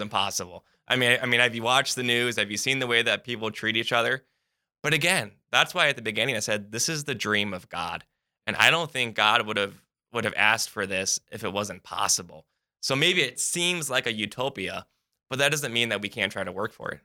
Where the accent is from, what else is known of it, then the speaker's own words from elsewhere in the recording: United States; being an American